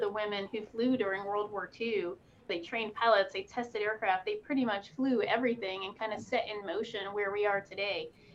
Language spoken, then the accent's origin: English; the Poconos, Pennsylvania, United States; I grew up in Pennsylvania in the Poconos.